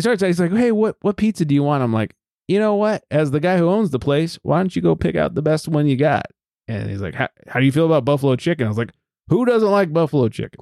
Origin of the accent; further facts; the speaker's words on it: Southern California, United States; Growing up in Southern California